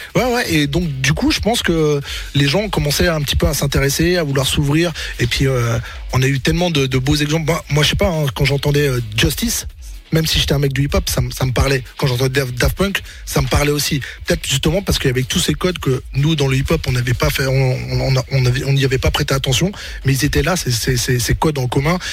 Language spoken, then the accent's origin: French; Rennes, Brittany, France; moved away; moi, j'étais de Rennes